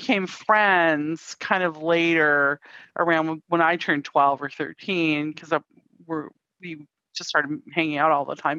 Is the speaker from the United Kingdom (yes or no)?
no; Canada; moved away as an adult; now in United States; we grew up in Canada, Ursula lives in Canada still, I live in the States.